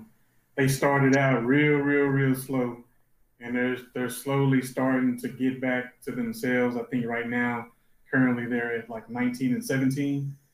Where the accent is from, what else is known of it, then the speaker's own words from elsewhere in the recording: Dallas, Texas, United States; my hometown Mavs